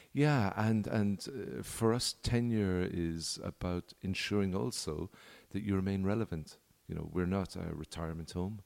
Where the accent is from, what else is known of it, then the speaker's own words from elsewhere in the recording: Ireland; now in Punta Mita, Mexico; I'm Irish